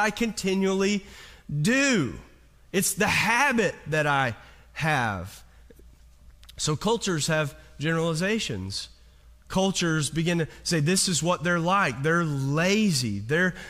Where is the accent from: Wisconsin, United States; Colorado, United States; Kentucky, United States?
Kentucky, United States; now in California, United States; I'm from Kentucky